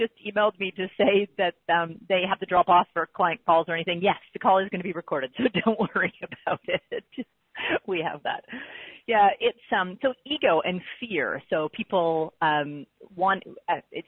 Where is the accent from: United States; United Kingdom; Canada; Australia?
Canada; I'm a Canadian